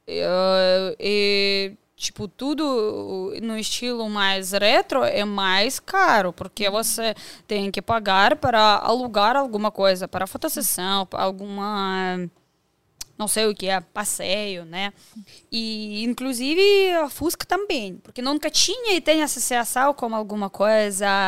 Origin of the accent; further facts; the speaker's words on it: Russia; Portuguese is a second language; moved away as an adult; now in Brazil; Eu sou da Rússia